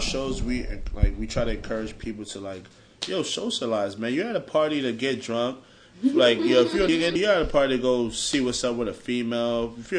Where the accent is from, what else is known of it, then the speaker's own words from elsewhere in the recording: Miramar, Florida, United States; He's actually from my hometown, West Miramar.